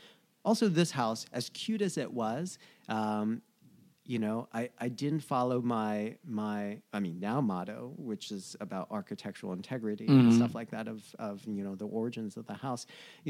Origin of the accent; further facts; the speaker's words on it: New Jersey, United States; now in Los Angeles, United States; know, growing up in New Jersey, going to school in New York and Providence and stuff like that.